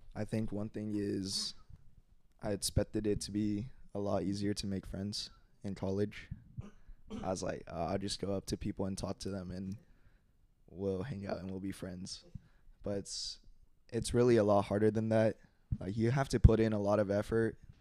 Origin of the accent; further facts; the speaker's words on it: Allen, Texas, United States; also born or lived in Plano, Texas / Norman, Oklahoma; I was born in Plano, and then I moved to Norman, Oklahoma, Oh, which is where OU is for a few years. And then when I was in second grade, I came to Plano